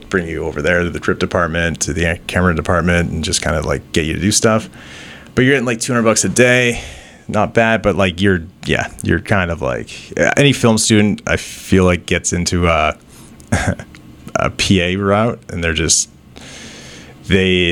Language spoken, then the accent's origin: English; Wasaga Beach, Ontario, Canada; moved away as an adult; now in Toronto, Canada; growing up in Sega Beach, I feel like, you know, it's a totally different place than Toronto